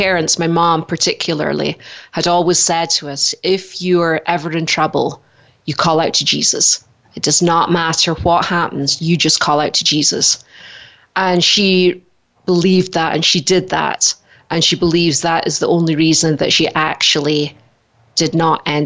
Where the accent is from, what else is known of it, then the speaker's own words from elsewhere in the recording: Scotland, United Kingdom; moved away as an adult; now in Idaho, United States; originally I'm from Scotland. I came to America 18 years ago, just before my 30th birthday